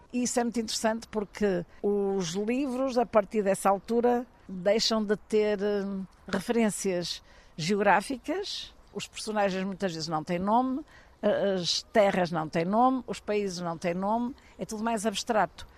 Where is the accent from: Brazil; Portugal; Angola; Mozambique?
Portugal; Porto, Norte; Eu sou uma tripeira de gema, é verdade. Nasci na Rua do Almada, 145, na Baixa da Baixa